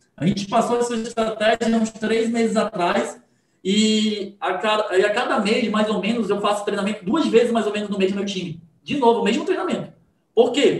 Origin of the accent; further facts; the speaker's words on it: Manaus, Amazonas, Brazil; Eu sou de Manaus, tá, gente? Esqueci de falar. Manaus, Amazonas